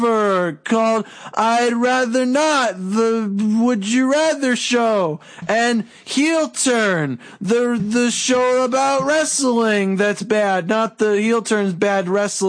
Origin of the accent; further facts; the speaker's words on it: Canada; because I'm Canadian and I am legally required to be polite